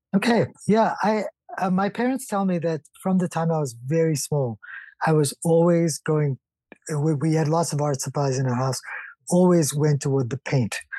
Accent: South Africa; growing up in South Africa

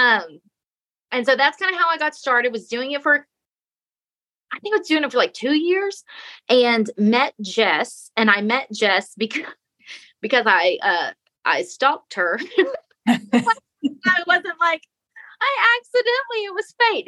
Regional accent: Texas, United States; I'm from Texas

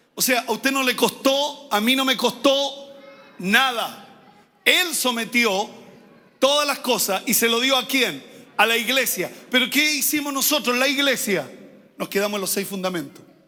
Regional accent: Santiago, Santiago Metropolitan, Chile; no nacimos allá, arriba en el sector oriente de Santiago, nacimos en los sectores populares

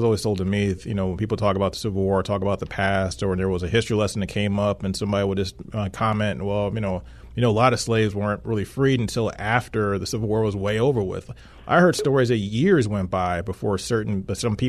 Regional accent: East Coast of Maryland, United States; where I grew up on the East Coast of Maryland

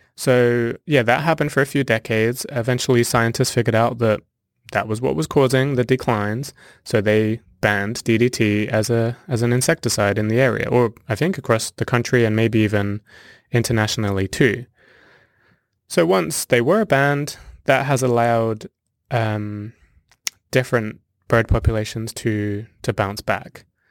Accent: near Southampton, South East England, United Kingdom; moved away as an adult; also born or lived in South Africa; now in Sandusky, Ohio, United States; I was born and raised in Southern England, actually near Southampton

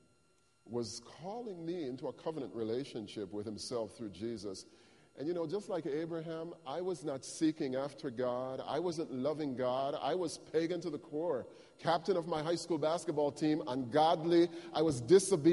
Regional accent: Jamaica; moved away; as a child when I was growing up in Jamaica, our family didn't have a lot of material things

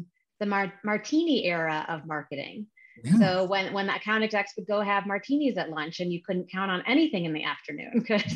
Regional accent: Chicago, Illinois, United States; moved away as an adult; also born or lived in California; I was born and raised in Chicago

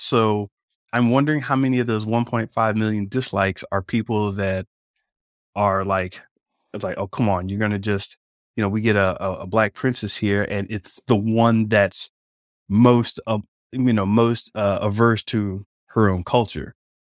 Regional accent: Jamaica; Are you kidding me? I'm Jamaican. I'm down with that.

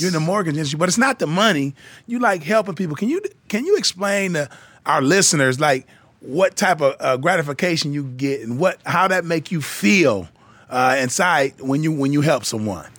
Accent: Flint, Michigan, United States; I grew up in Flint, Michigan

